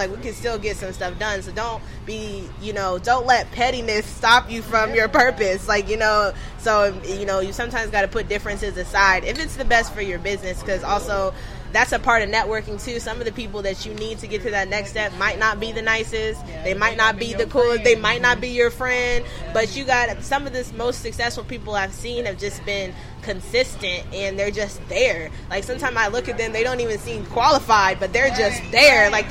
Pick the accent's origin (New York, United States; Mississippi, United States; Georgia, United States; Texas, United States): Georgia, United States; Atlanta; I'm from Atlanta. I'm from Bankhead